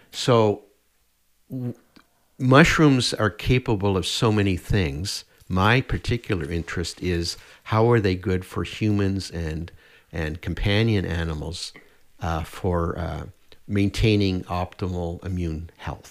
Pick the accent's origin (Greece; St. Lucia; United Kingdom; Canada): Canada; Nova Scotia; also born or lived in Prince Edward Island; now in Edmonton, Canada; I grew up in Nova Scotia.